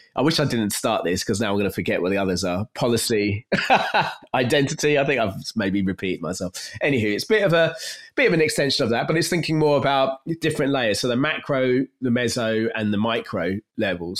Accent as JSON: {"language": "English", "region": "London", "country": "United Kingdom", "tie": "born or raised there", "said": "I grew up in North East London, not far from where I am now"}